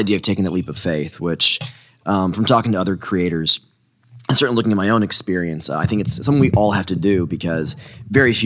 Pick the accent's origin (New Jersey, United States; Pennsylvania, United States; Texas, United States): Texas, United States; Houston; moved away as an adult; also born or lived in Austin, Texas / Portland; I grew up in Houston